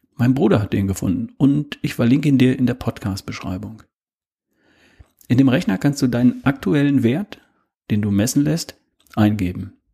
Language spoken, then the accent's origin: German; Germany; bei uns in Deutschland